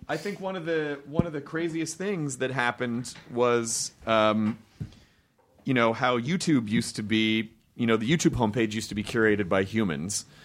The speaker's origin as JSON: {"language": "English", "town": "Memphis", "region": "Tennessee", "country": "United States", "said": "I'm from Memphis"}